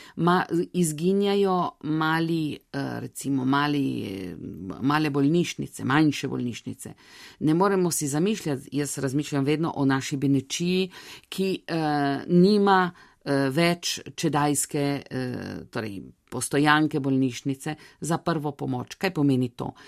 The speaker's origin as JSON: {"language": "Slovenian", "country": "Italy", "said": "smo Slovenci tukaj"}